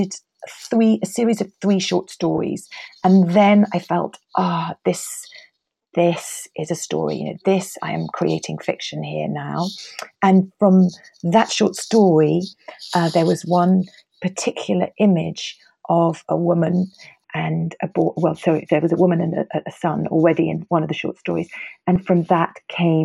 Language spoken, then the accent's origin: English; England, United Kingdom; moved away as an adult; also born or lived in Paris, France